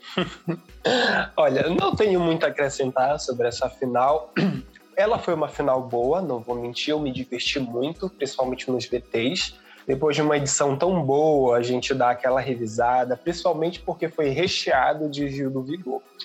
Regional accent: Pará, Brazil; eu sou do Pará

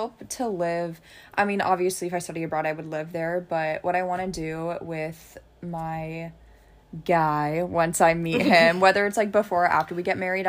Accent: United States; I was like embarrassed to be Greek when I was younger. Because I was like, I'm just, like, I'm from America, I'm not from Greece, like, I'm American

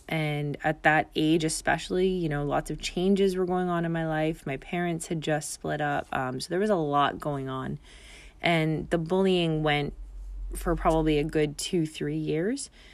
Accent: Canada; moved away as an adult; now in Bermuda; my father's Bermudian, and I grew up in Canada

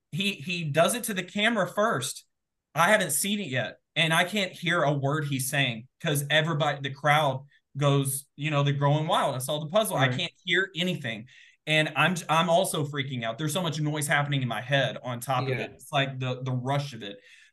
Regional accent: the South, United States; growing up in the South, phrases are kind of a big deal.

